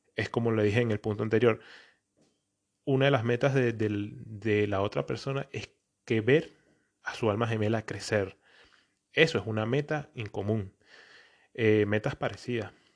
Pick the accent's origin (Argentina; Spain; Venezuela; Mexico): Venezuela; also born or lived in Antioquia (feels paisa); now in Portugal; soy un venezolano que vive en Portugal y me creo paisa